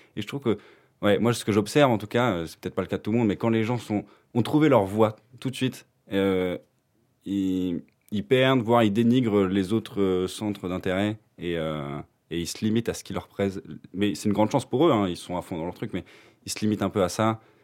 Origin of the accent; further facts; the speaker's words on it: France; moved away as an adult; now in Belgium; je viens de France et euh, je suis parti en Belgique pour euh, faire kiné